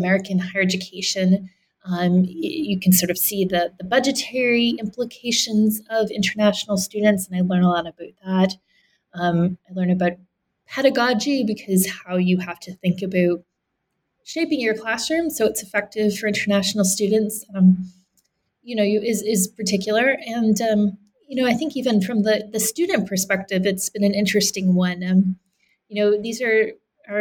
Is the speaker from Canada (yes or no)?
yes; Canada; moved away; I grew up in Canada